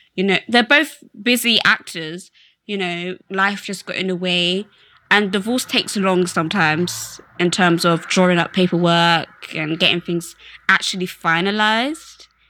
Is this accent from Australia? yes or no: no; Slough, South East England, United Kingdom; I'm from Slough